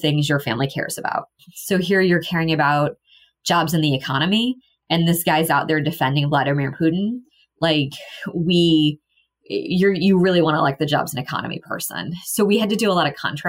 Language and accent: English; Missouri, United States; I grew up in Missouri